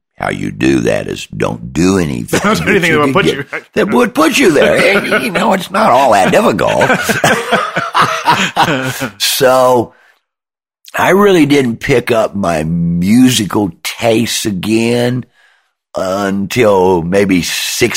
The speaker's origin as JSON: {"language": "English", "region": "Deep South", "country": "United States", "also_born_or_lived": "New Orleans / Harlem, New York", "moved": "yes", "said": "I'm from the Deep South, and then have lived in New Orleans or had been in New Orleans."}